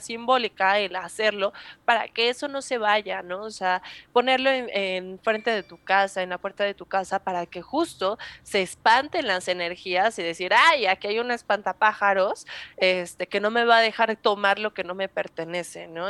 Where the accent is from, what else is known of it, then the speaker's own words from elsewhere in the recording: Mexico; nosotros como mexicanos